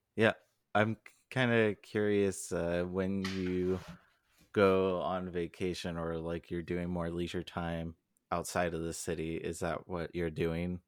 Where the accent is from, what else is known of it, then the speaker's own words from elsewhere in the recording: Southern California, United States; I grew up in Southern California